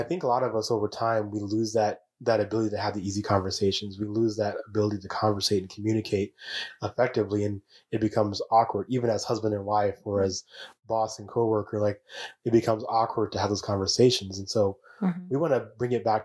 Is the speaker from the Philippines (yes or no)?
no; Chicago, Illinois, United States; moved away; I was Chicago born and bred and convinced I was going to live and die in Chicago